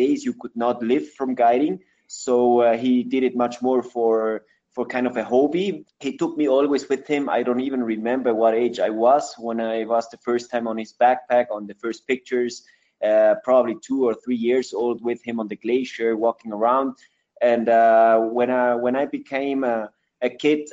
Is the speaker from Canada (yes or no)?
no; Ecuador; English is a second language; also born or lived in Switzerland; I grew up here in Ecuador 38 years ago.